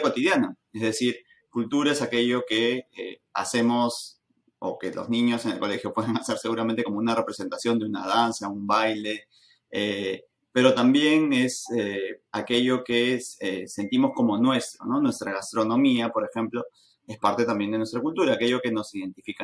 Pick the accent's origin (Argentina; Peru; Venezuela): Peru; Lima; Siendo peruanos, siendo limeños en nuestro caso